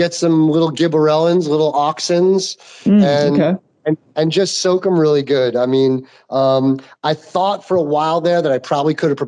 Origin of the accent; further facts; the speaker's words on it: New York, United States; moved away as an adult; now in Mendocino, United States; I'm this dude from New York